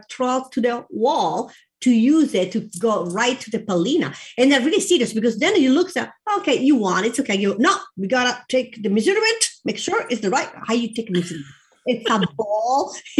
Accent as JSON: {"language": "English", "region": "northern Italy", "country": "Italy", "tie": "born or raised there", "second_language": "English", "moved": "as an adult", "lives_now": "United States", "said": "So I'm North and South. I love both. I grew up in the North and my city too is there too, but my mom, she's from down South."}